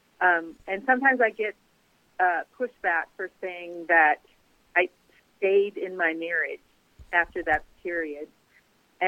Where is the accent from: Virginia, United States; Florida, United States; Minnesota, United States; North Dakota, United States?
North Dakota, United States; Grand Forks; also born or lived in Cincinnati, Ohio; now in South Carolina, United States; I grew up in Grand Forks, North Dakota